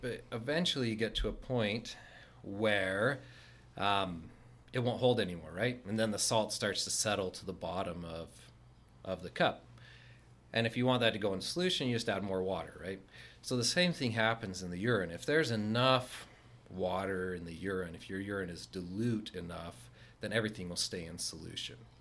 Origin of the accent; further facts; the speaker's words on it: Layton, Utah, United States; from this area, I grew up in Layton.